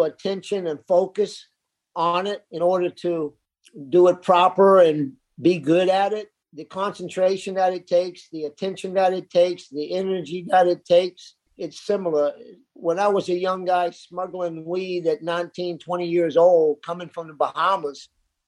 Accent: South Florida, United States; growing up in South Florida, it was the culture in the 60s

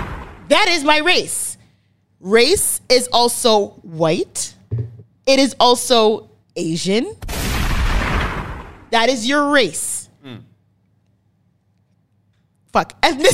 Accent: Canada; Born in Canada. 25 years old.

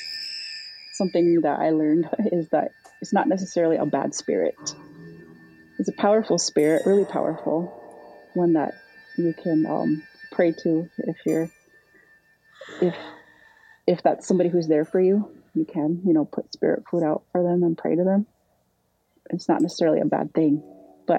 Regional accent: Iowa, United States; we're Meshkoki from Iowa

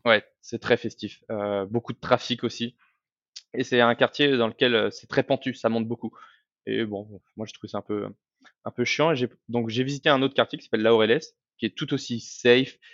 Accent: France; moved away as an adult; also born or lived in Medellín, Colombia; en tant que Français

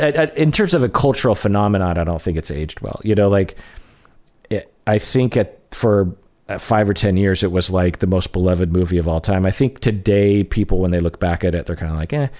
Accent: United States; I'm Japanese American

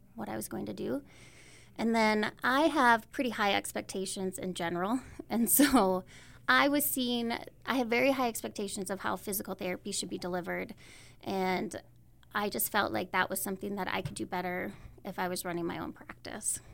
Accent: Howard, South Dakota, United States; now in Belle Fourche, United States; I was raised on the east side of the state. I'm originally from Howard, South Dakota.

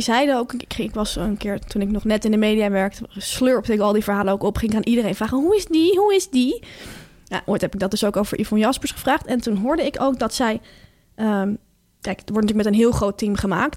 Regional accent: Delft, South Holland, Netherlands; ik kom uit Delft

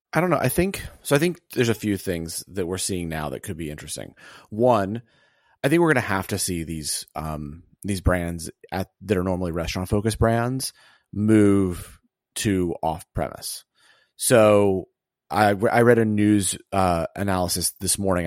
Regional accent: Alabama, United States; moved away; also born or lived in Atlanta / Connecticut; I'm from Alabama.

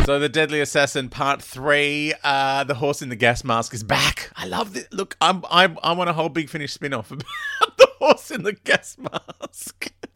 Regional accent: Melbourne, Victoria, Australia; I grew up in Brunswick.

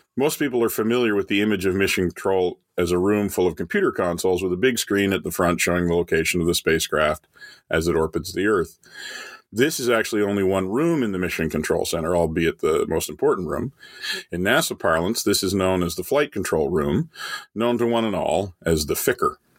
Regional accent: Canada; as a kid growing up in Canada

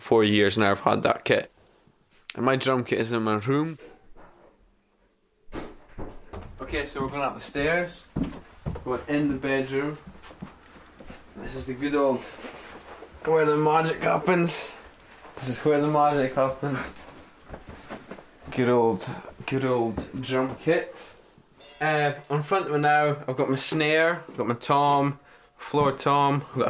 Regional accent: Elgin, Scotland, United Kingdom; also born or lived in Buckie; I'm 17 years old and I live in Bucket. I was born in Elgin, about half an hour down the road.

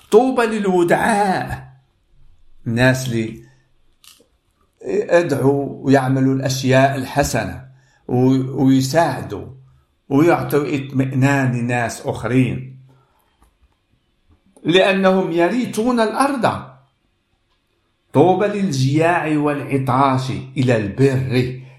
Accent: Casablanca, Casablanca-Settat, Morocco; now in Stockholm, Sweden; والرب وجهني من بلادي الدار البيضاء من المغرب إلى هذا البلد ستوكهولم

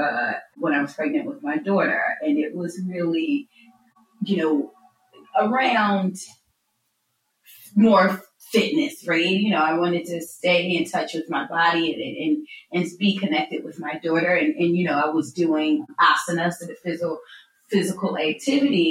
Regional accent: Philadelphia, Pennsylvania, United States; also born or lived in United Kingdom; now in Los Angeles, United States; was born in Philadelphia, but I lived in the UK for 20 years up until this past February.

